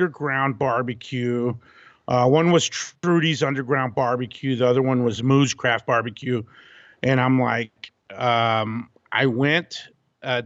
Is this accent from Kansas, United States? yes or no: no; Abilene, Texas, United States; moved away as an adult; also born or lived in Austin, Texas; now in California, United States; I'm born and raised in Texas, actually West Texas in Abilene